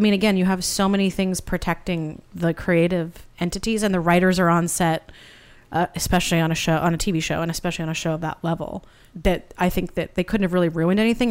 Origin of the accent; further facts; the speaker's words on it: Santa Barbara, California, United States; moved away as an adult; also born or lived in Boston; now in Los Angeles, United States; I'm originally from Santa Barbara, but went to school out there